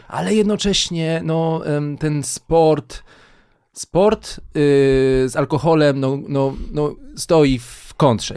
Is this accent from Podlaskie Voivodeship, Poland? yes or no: no; Kielce, Świętokrzyskie Voivodeship, Poland; moved away; jako kielczanin